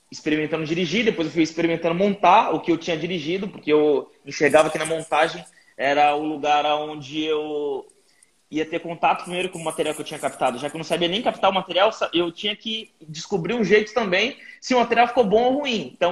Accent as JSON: {"language": "Portuguese", "town": "Guarujá", "region": "São Paulo", "country": "Brazil", "tie": "born or raised there", "lives_now": "São Paulo, Brazil", "said": "anos, sou do Guarujá, litoral de São Paulo. Uh, cresci numa quebrada chamada Vila Santo Antônio, e quando eu tinha 18 anos, minha mãe faleceu e deixou uma grana para mim."}